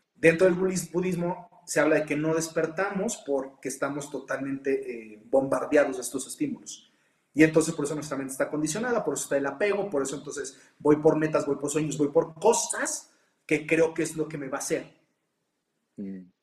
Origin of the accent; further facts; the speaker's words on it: Mexico; como mexicano